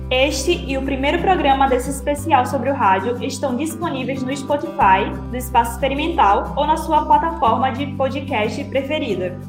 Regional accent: Recife, Pernambuco, Brazil; Eu sou de Recife

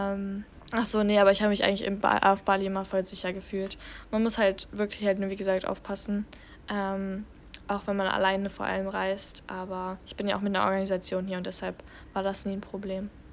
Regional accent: Germany; als Deutsche

